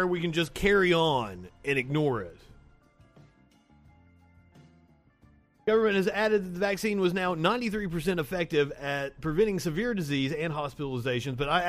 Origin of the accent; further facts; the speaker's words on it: Kentucky, United States; I'm from Kentucky